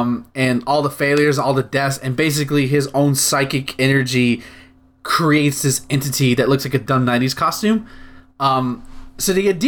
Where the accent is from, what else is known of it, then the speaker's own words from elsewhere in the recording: United States; I, as an American